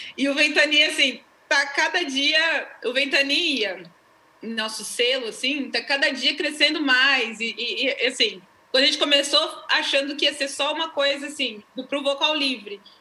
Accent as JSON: {"language": "Portuguese", "region": "São Paulo", "country": "Brazil", "tie": "born or raised there", "moved": "as an adult", "said": "a gente é natural de São Paulo"}